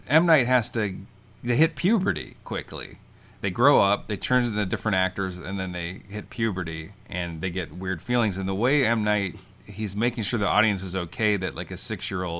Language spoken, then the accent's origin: English; Champaign, Illinois, United States; That's my hometown, by the way. Champaign, Illinois